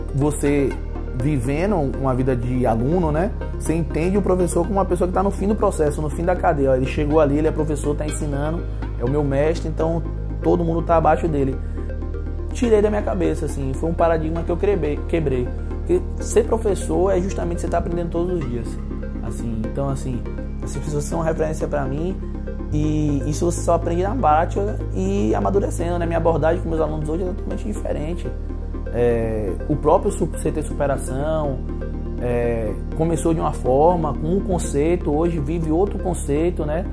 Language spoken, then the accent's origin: Portuguese; Itabuna, Bahia, Brazil; nasci e criado aqui em Itabuna mesmo